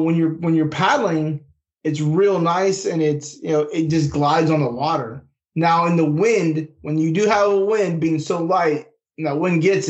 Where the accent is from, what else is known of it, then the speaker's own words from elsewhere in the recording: West Coast, United States; moved away as an adult; also born or lived in North Carolina; I grew up in the West Coast, got stationed out there and Bragg for a while, kind of North Carolina.